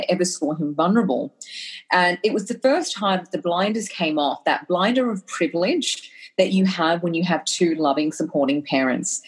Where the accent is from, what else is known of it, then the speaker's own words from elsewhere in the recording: Australia; I was brought to Australia by my incredible parents when I was one, and had the incredible privilege of growing up in Australia and having an Australian education.